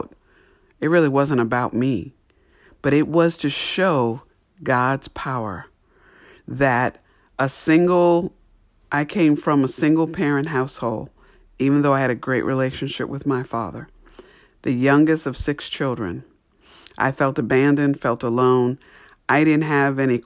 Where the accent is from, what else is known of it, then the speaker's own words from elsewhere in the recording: New York, United States; I grew up in New York